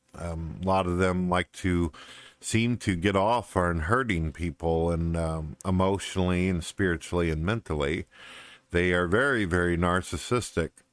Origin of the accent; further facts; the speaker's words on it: St. Louis, Missouri, United States; I was originally born in St. Louis, Missouri. I lived in the city for quite a few years, pretty much in the ghetto, the shank of uh, St. Louis, and then uh, ended up moving up into the countryside